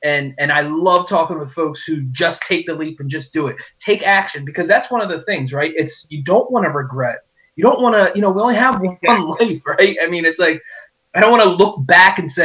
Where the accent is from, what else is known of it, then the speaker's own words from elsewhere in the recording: Lower Bucks County, Pennsylvania, United States; We're from Lower Bucks County